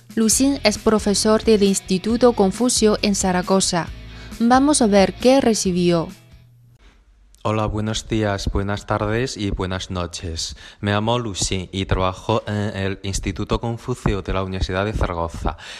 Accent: China; moved away as an adult; now in Barcelona, Spain; voy a pasar la fiesta de la primavera fuera de China otra vez

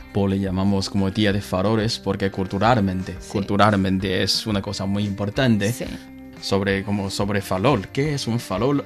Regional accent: northern China, China; Spanish is a second language; Soy de norte

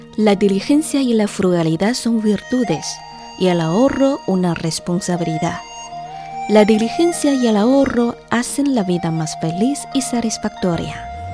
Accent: China; todos los chinos sabemos recitar

